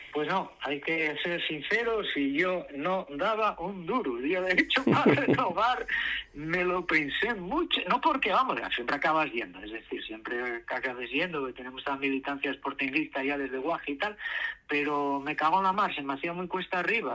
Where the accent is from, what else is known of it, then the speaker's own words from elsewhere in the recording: Asturias, Spain; como asturianos